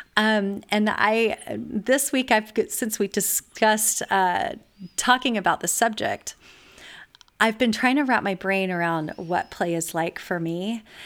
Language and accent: English; California, United States; also born or lived in eastern US; now in Texas, United States; I was raised in California and spent many years in the eastern U S, and now I live in Texas.